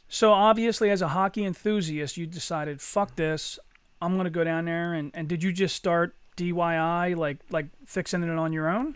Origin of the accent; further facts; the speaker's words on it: Eddystone, Pennsylvania, United States; me and Chuck, we grew up in Eddystone together